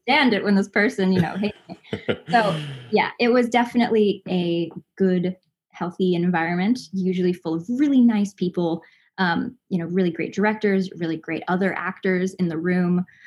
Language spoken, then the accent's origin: English; Los Angeles, California, United States; also born or lived in Southern Indiana; I grew up in Los Angeles, um, but I'm from Southern Indiana